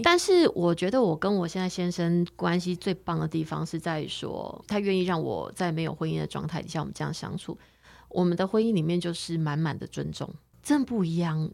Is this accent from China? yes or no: no; Taiwan; 我们是台湾人